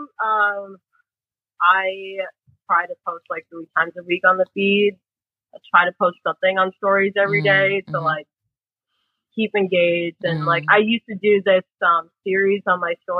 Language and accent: English; United States; I was born and raised in the U.S., so I didn't get this whole, like, Filipino pride thing